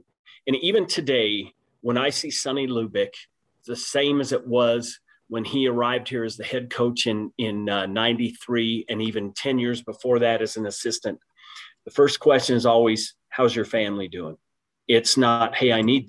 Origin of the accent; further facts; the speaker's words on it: Arkansas Valley, Colorado, United States; growing up in the Arkansas Valley, it's got a small town feel.